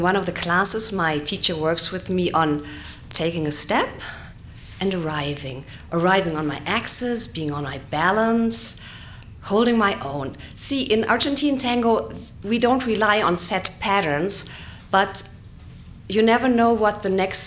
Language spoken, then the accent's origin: English; Germany; I'm from Germany